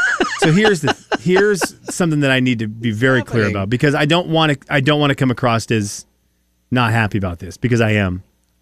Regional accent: West Coast, United States; I grew up on the West Coast.

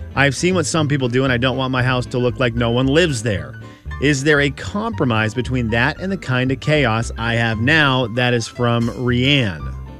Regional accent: Pacific Northwest, United States; we're from the Pacific Northwest

